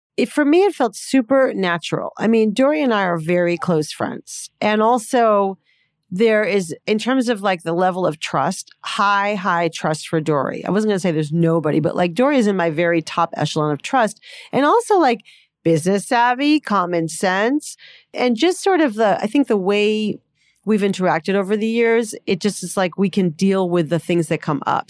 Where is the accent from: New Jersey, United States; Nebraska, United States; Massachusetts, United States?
Massachusetts, United States; Boston; I grew up in Boston.